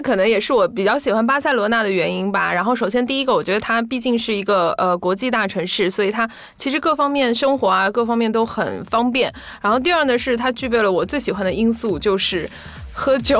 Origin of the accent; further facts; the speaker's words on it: China; 我们是中国人